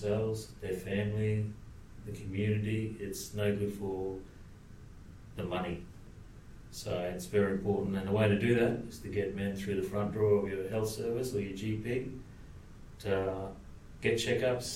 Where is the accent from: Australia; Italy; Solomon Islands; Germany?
Australia; Cairns, Queensland; I'm a Torres Strait Islander. I'm born and bred in Cairns, far north Queensland.